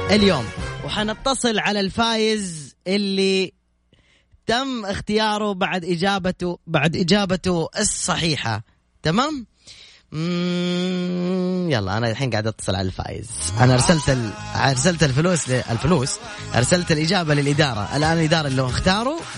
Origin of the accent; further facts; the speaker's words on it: Yemen; now in Riyadh, Saudi Arabia; من اليمن